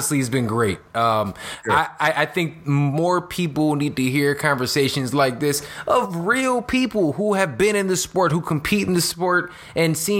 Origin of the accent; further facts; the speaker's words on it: Chicago, Illinois, United States; I'm from Chicago. I grew up right here in the city.